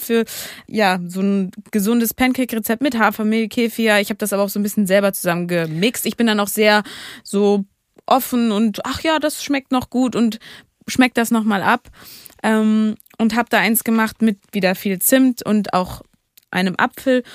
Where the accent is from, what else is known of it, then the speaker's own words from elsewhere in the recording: Hamburg, Germany; als Hamburgerin